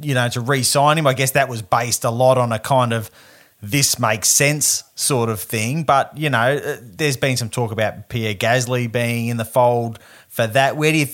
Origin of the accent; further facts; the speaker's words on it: Australia; I don't just say that as an Aussie